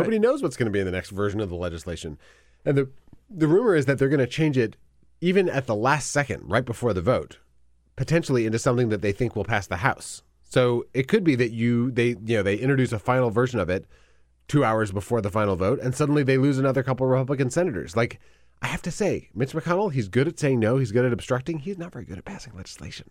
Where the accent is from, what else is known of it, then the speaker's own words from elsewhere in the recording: Wisconsin, United States; I'm from Wisconsin